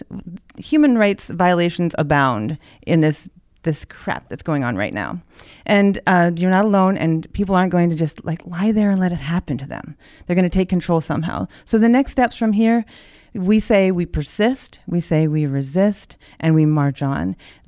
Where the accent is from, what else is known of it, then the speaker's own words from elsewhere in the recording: Honolulu, Hawaii, United States; I was born in Honolulu. I was raised by a dad who spent a lifetime in the military.